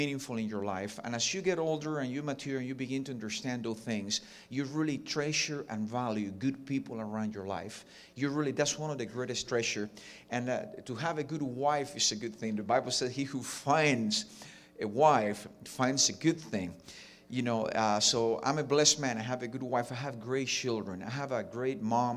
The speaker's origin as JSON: {"language": "English", "country": "Cuba", "tie": "born or raised there", "also_born_or_lived": "Jacksonville, United States", "accent": "Ricky Ricardo", "first_language": "Spanish", "second_language": "English", "moved": "yes", "lives_now": "Miami, United States", "said": "I have a little bit of a Ricky Ricardo accent because I was born and raised in Cuba"}